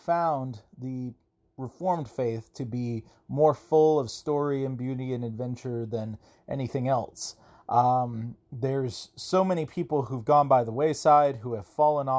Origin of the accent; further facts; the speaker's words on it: Georgia, United States; now in Augusta, United States; I am from Georgia. I am from roughly north of Atlanta. I live in a different place now, though. I live in Augusta, Georgia, quite a distance away east.